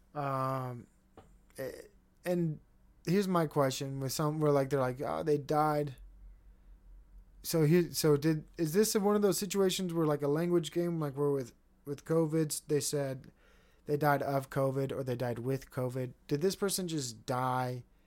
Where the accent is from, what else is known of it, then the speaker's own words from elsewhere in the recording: United States; as an American